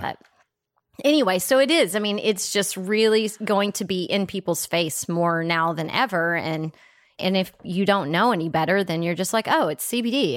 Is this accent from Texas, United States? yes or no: yes; Texas, United States; I'm from Texas